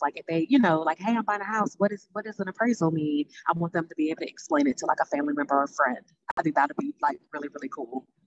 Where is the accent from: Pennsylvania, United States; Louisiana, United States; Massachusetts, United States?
Louisiana, United States; New Orleans; moved away as an adult; now in Nashville, United States; I'm originally from New Orleans, Louisiana. Um, I've been in Nashville almost four years now